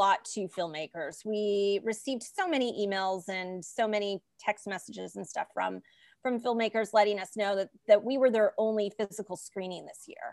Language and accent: English; Los Angeles, California, United States; I'm from the Valley. I was born and raised in Los Angeles, San Fernando Valley